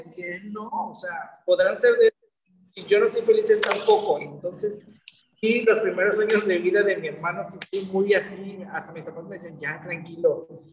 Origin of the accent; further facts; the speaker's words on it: Veracruz, Mexico; Soy de aquí, del puerto de Veracruz, nacido aquí radicado, radicando aquí